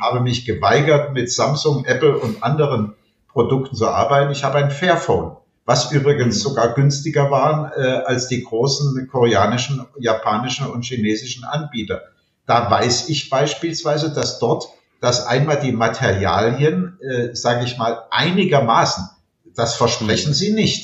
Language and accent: German; Alsbach-Hähnlein, Hesse, Germany; in meiner Heimatgemeinde alsbach hänlein an der Bergstraße